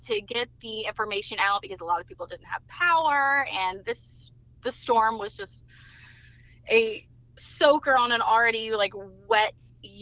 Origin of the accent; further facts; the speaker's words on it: Eastern North Carolina, United States; I'm from Eastern North Carolina